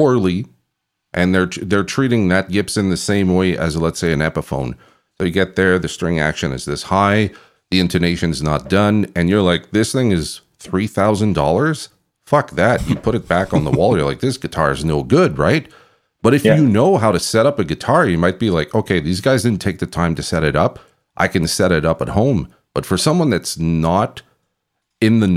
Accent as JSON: {"language": "English", "country": "Canada", "said": "I'm from Canada"}